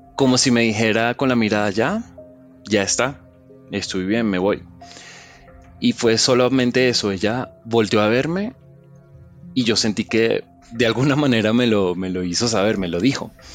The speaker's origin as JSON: {"language": "Spanish", "country": "Venezuela", "tie": "born or raised there", "moved": "yes", "lives_now": "Colombia", "said": "Yo me crié en Venezuela, yo nací acá en Colombia y, me crié en Venezuela."}